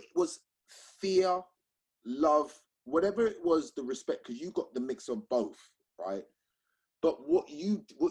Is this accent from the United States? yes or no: no; London, United Kingdom; I'm from South London